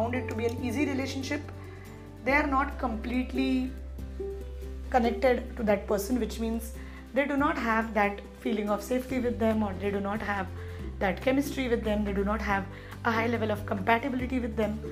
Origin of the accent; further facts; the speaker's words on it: India; I come from India